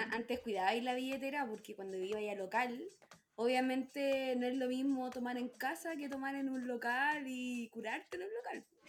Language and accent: Spanish; Chile; como típico chileno que copiamos todo